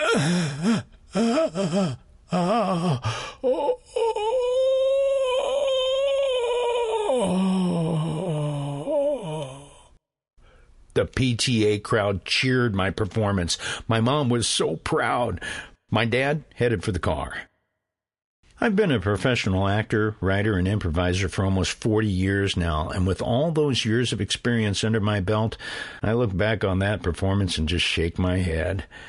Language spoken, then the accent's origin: English; Carrollton, Illinois, United States; I grew up in Carrollton, Illinois, on the farm.